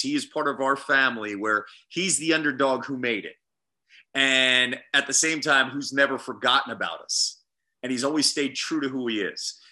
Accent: Phoenixville, Pennsylvania, United States; I'm from Phoenixville

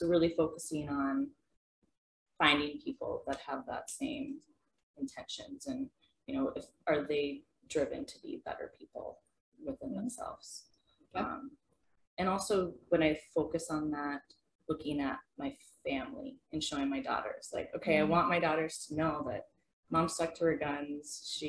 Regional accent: Horace, North Dakota, United States; I'm from Horace, my mother of two daughters.

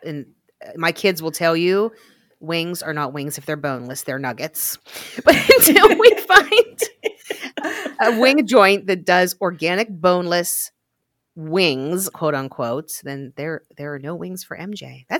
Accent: Glassport, Pennsylvania, United States; I always say that I was born in Glassport.

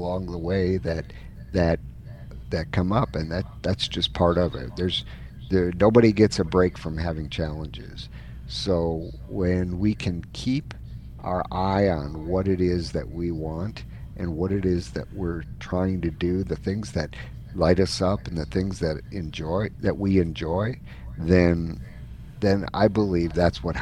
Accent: Wisconsin, United States; moved away as an adult; also born or lived in Dallas, Texas; now in Phoenix, United States; I was born and raised up in Wisconsin, where the Green Bay Packers are the team of choice

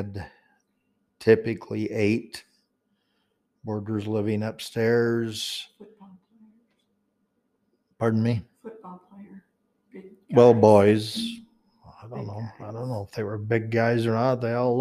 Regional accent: Logan, Utah, United States; coming home to our home in Logan. That's the current, I mean, not current, the house we grew up in on Third West

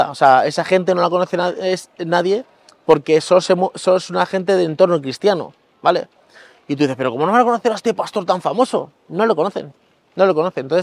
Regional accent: Guadalupe, Extremadura, Spain; a mí Guadalupe me encanta, es, mi pueblo y, tiene el monasterio y me gusta mucho pasear por las calles y todo

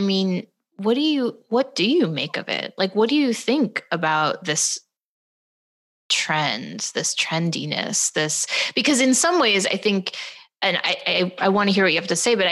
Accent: St. Louis, Missouri, United States; growing up in St. Louis

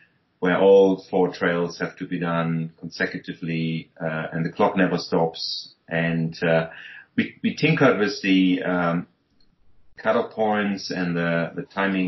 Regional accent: Germany; moved away as an adult; now in Hong Kong; I'm originally from Germany, but I've been living in Asia for about 25 years and living in Hong Kong for about nearly 20 years

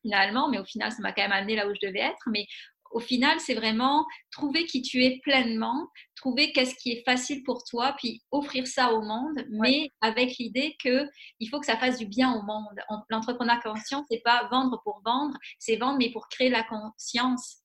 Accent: France; moved away as an adult; now in Quebec City, Canada; je suis française d'origine, mais ça fait 16 ans que je suis à Québec

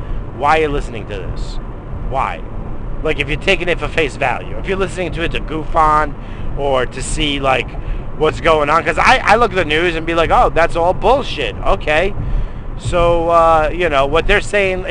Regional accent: United States; As an American citizen

